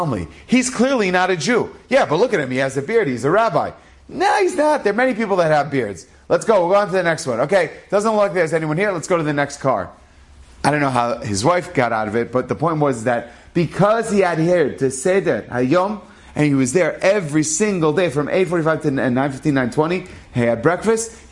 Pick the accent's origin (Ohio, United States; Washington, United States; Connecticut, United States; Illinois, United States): Ohio, United States; Cleveland; I was born in Cleveland